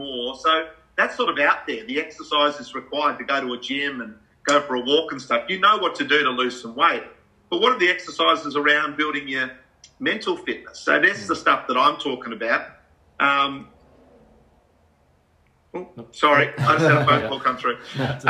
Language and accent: English; Australia; being an Aussie bloke.